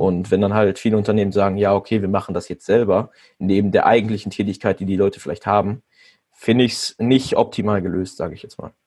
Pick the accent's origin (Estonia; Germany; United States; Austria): Germany; ich komme aus Pettenberg